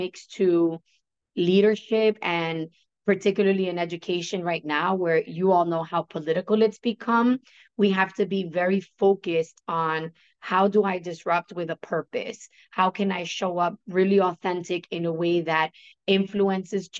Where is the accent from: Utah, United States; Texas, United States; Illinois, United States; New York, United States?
New York, United States; accent: New Yorkian; my New Yorkian accent